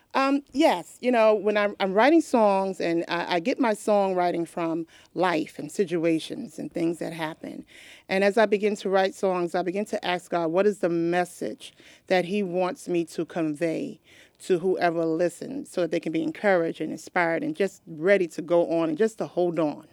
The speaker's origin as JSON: {"language": "English", "region": "New York", "country": "United States", "tie": "born or raised there", "moved": "yes", "lives_now": "Delaware, United States", "said": "I was born and raised in New York"}